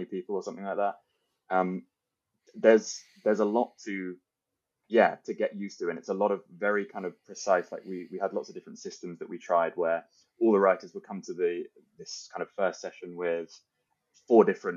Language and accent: English; United Kingdom; as a Brit